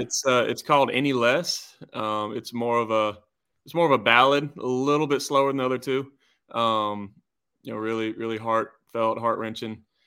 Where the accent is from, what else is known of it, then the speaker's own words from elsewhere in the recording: Georgia, United States; growing up in Georgia